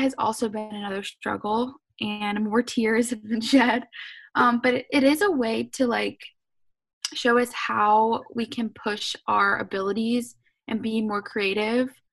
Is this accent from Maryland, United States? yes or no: no; Savannah, Georgia, United States; also born or lived in Atlanta, Georgia; So I'm from Savannah, Georgia